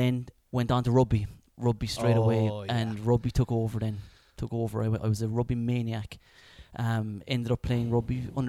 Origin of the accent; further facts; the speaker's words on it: Clonakilty, Munster, Ireland; also born or lived in Spain; Grew up in Clonakilty. Born and bred, actually, in the house next door to where we are right now.